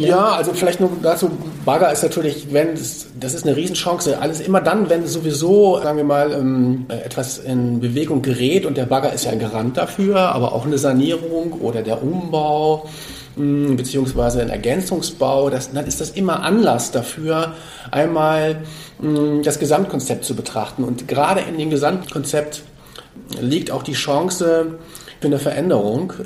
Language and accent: German; Hamburg, Germany; ich bin ja aus Hamburg